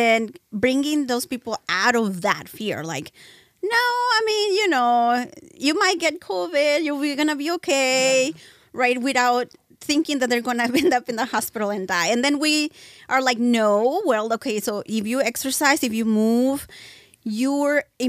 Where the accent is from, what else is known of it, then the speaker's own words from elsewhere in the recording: Texas, United States; now in California, United States; Well, I'm originally from Texas, but I moved here a long, long time ago, and my whole family is Mexican. Mm-hmm. So I was raised there and here, which is weird.